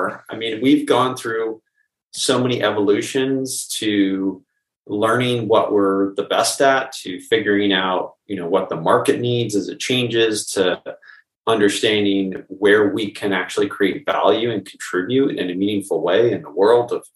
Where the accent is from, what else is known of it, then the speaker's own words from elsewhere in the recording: Bay Area, California, United States; I grew up originally in the Bay Area